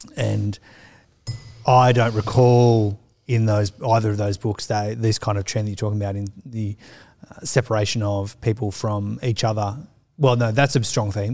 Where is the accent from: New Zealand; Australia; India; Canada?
Australia; Sydney, New South Wales; growing up in the Sutherland Shire, which is suburbia